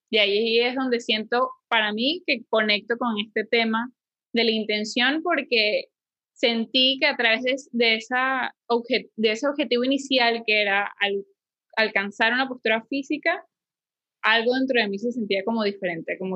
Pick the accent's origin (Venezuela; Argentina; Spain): Venezuela; now in Panama; soy de Venezuela y cuando llegué a Panamá